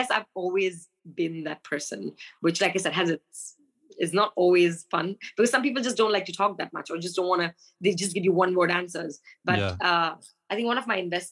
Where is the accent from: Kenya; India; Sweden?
India; moved away as an adult; also born or lived in Kolkata, West Bengal / Mumbai, Maharashtra; now in United Kingdom; I grew up in Calcutta and Mumbai